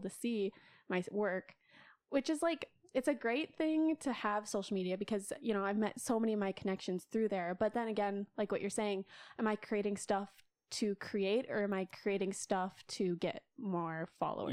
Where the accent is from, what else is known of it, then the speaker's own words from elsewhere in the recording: Sioux Falls, South Dakota, United States; moved away as an adult; now in Minneapolis, United States; I was born and raised in Sioux Falls, South Dakota